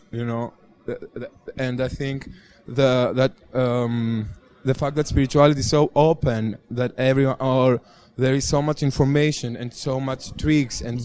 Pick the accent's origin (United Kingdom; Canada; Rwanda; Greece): Greece; moved away; I come from Greece. Uh, we are pretty super religious there